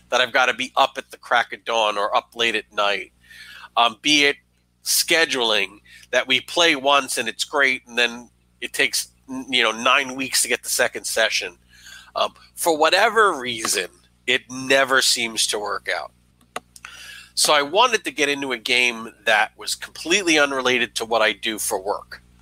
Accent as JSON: {"language": "English", "region": "New York", "country": "United States", "said": "as a New Yorker."}